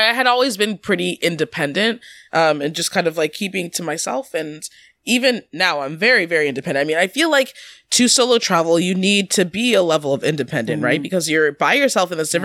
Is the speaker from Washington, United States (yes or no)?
yes; Washington, United States; moved away as an adult; also born or lived in New York; I grew up in Washington and went to school in New York.